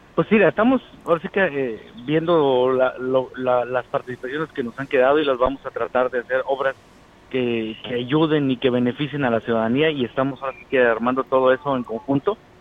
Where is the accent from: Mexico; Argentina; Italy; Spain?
Mexico; Xilitla, San Luis Potosí; a mi pueblo, a nuestro pueblo de Gilitla